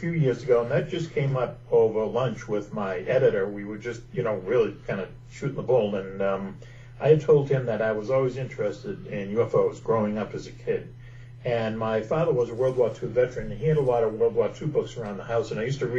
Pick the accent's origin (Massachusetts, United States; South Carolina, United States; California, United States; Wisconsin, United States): Massachusetts, United States; Boston; I grew up in Boston